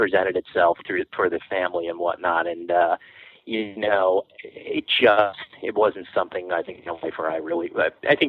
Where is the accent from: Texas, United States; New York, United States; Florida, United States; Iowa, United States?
New York, United States; Long Island; also born or lived in Brooklyn; I mean, I was born in Brooklyn, you know, before, way back when, and, you know, grew up on Long Island, kind of before that whole like real scene exploded.